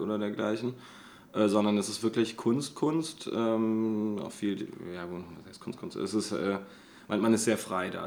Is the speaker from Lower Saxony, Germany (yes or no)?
yes; Göttingen, Lower Saxony, Germany; moved away; also born or lived in Offenbach; ursprünglich komme ich aus Göttingen